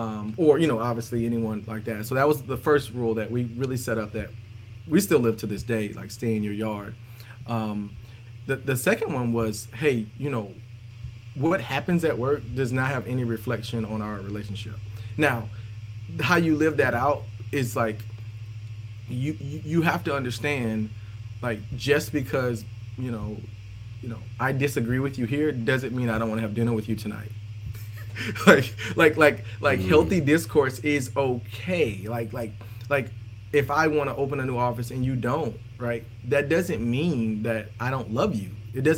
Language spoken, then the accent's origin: English; the South, United States; We're from the South, so we kind of have those dynamics from that standpoint.